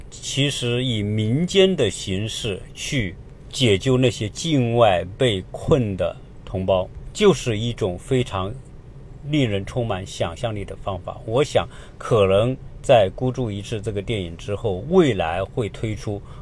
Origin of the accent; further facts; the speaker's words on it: China; 作为一个中国人